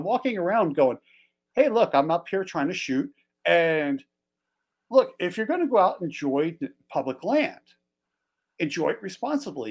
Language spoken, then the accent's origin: English; Philadelphia, Pennsylvania, United States; moved away as an adult; now in Montana, United States; I grew up as a kid in Philly. So I grew up just outside of Philly.